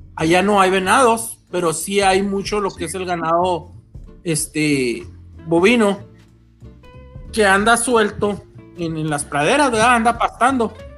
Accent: Mexico; Somos mexicanos

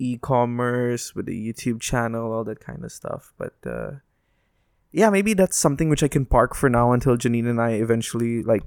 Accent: Philippines; give back to my home country as well. Because I've always considered myself more Filipino than Indian. So I do see myself living in the Philippines

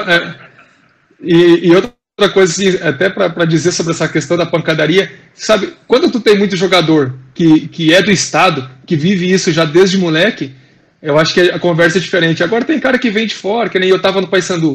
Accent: Novo Hamburgo, Rio Grande do Sul, Brazil; now in Paraná, Brazil; eu nasci no Hamburgo

